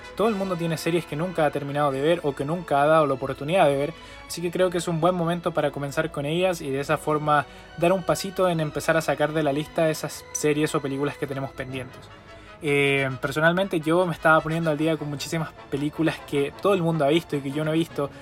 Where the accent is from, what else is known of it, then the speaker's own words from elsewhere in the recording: Chile; en mi país, Chile